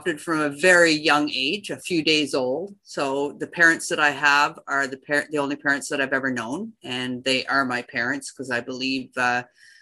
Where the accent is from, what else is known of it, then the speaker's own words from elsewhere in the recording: Richmond, Ontario, Canada; also born or lived in Ottawa; I was born in Ottawa, and I was raised in Richmond, Ontario. I'm a country girl